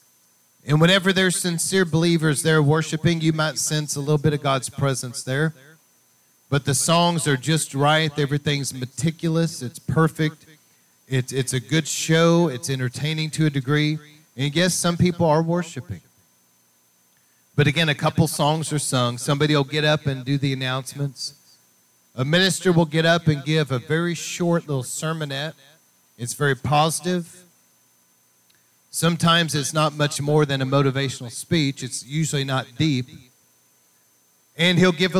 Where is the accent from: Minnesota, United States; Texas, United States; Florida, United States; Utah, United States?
Texas, United States; East; out in more East Texas area growing up in Pentecostal churches